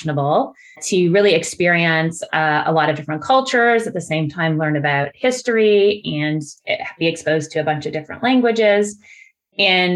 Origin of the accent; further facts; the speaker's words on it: Burlington, Ontario, Canada; I grew up in a suburb of Toronto. I grew up in Burlington